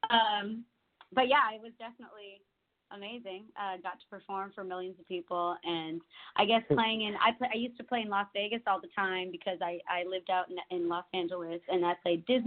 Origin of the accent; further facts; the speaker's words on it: Canada; moved away as an adult; now in Nashville, United States; I'm from Canada where I when I was growing up as a kid, I had snow